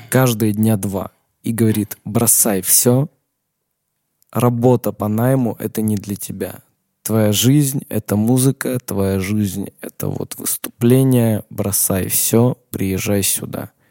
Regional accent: Armenia; Я отказался выходить на парад 1 мая, сказал, мне там нечего делать абсолютно, я вообще армянин, зачем мне на парад 1 мая выходить?

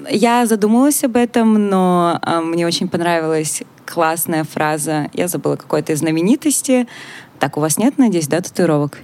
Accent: Russia; moved away as an adult; когда я жила в России

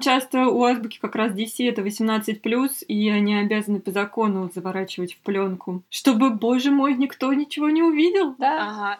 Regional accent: Moscow, Russia; мы из Москвы

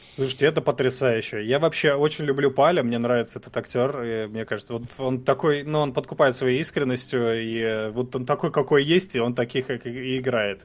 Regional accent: Pavlodar, Pavlodar Region, Kazakhstan; now in Russia; Я родился в Казахстане, я не казах

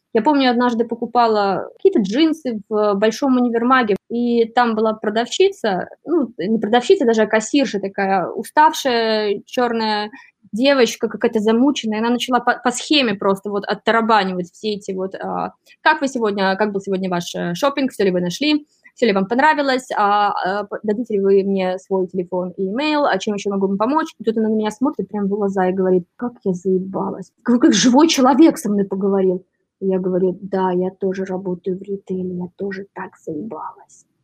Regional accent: Belarus; now in New York, United States; я из Беларуси

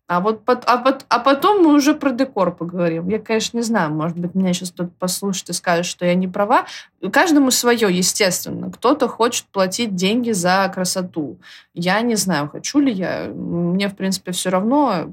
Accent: Moscow, Russia; Я москвичка

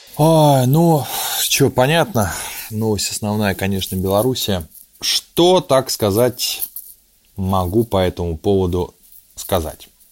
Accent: Saint Petersburg, Russia; о родном городе, о том, что такое родиться в Петербурге

